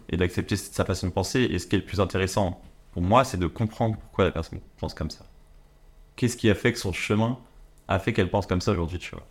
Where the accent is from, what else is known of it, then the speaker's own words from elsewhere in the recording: France; je suis français